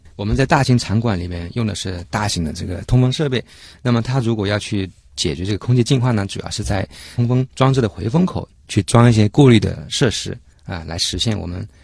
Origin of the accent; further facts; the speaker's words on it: Guangdong, China; moved away; 我老家那边就是属于广东，在沿海那边